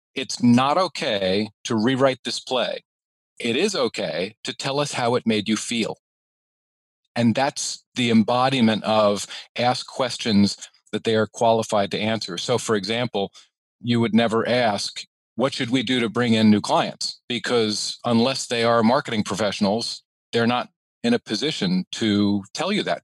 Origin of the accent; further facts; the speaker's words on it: New York, United States; I am a New Yorker.